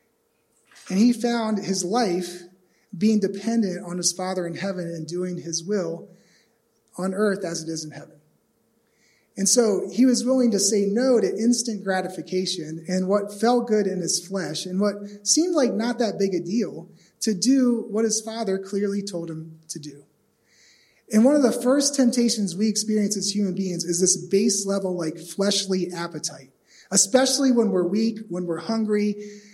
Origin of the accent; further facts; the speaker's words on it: East Coast, United States; also born or lived in Phoenix, Arizona; I'm from the East Coast